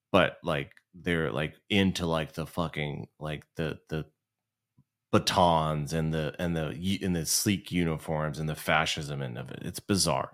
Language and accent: English; Southern California, United States; we're from Southern California